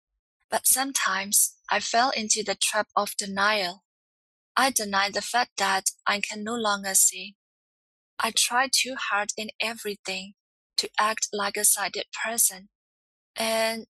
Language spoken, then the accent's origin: English; Myanmar; I'm from Myanmar, formerly known as Burma.